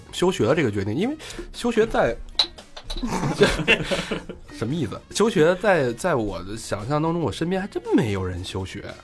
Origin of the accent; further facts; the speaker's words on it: Beijing, China; 而且是幺幺零幺零幺的